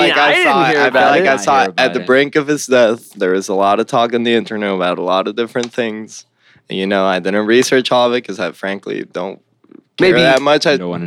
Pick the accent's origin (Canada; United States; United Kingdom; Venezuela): Venezuela; And I'm from Venezuela in South America.